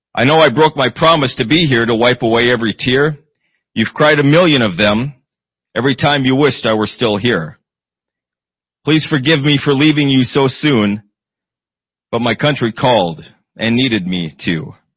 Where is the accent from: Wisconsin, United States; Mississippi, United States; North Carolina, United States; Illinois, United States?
Wisconsin, United States; Eau Claire; moved away; I grew up in Eau Claire, Wisconsin